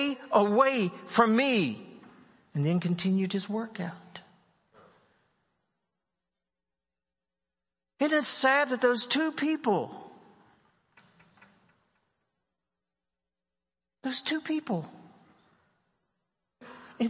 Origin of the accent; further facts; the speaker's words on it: West Virginia, United States; I'm from West Virginia.